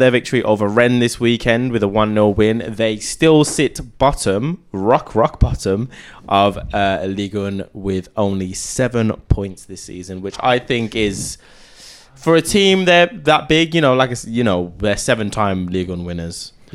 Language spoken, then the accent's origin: English; England, United Kingdom; I'm English.